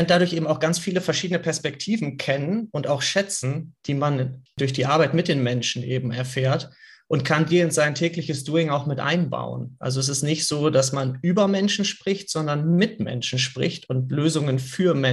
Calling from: Hanover, Lower Saxony, Germany; sitze hier in Hannover, hatte einen ganz tollen sonnigen Tag heute.

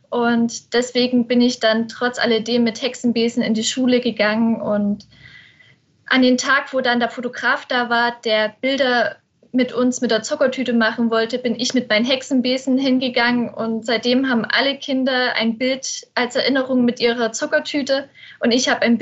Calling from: Plauen, Saxony, Germany; Ich bin aus Plauen zugeschaltet. Ich bin zurzeit bei meinen Eltern zu Hause

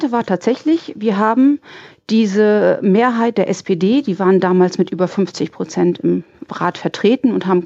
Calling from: Lemwerder, Lower Saxony, Germany; Ich komme aus der Gegend von Bremen, ach, aus Speckgürkel

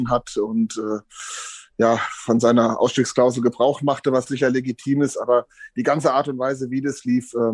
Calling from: Hesse, Germany; Servus, grüßt euch aus dem wunderschön verregneten Hessen.

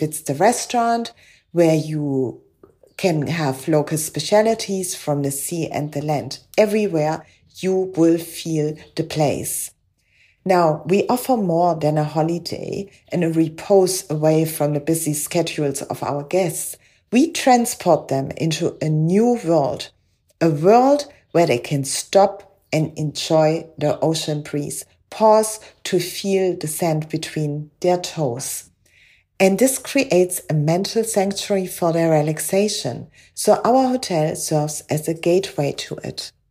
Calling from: Paternoster, Western Cape, South Africa; I'm speaking from Paternoster on the west coast of South Africa, one of the oldest fishing villages on our coast

